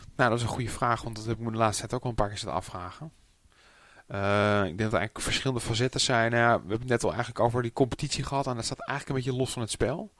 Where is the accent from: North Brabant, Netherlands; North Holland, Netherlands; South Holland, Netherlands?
North Holland, Netherlands; Amsterdam; also born or lived in Purmerend; ik ben eigenlijk eh, opgegroeid in, in, geboren in Amsterdam. Maar ik heb nog een tijdje in Purmerend gewoond.